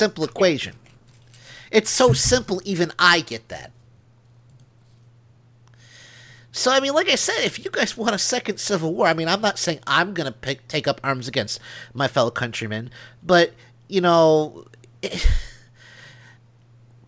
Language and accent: English; Northern Illinois, United States; now in Alabama, United States; I am from Illinois